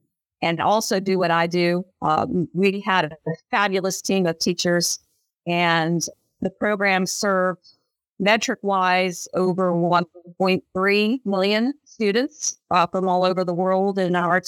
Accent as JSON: {"language": "English", "region": "Ohio", "country": "United States", "tie": "born or raised there", "said": "I grew up in Ohio."}